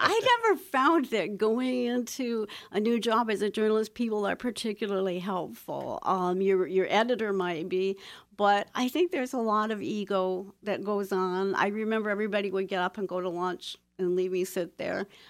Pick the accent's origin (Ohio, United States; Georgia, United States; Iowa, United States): Ohio, United States; Toledo; moved away; I was born and raised in Toledo, Ohio, in the heart of the Industrial Belt.